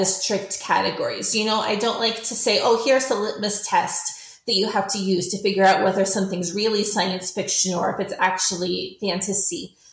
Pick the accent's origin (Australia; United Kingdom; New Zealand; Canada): Canada; I am a Canadian science fiction author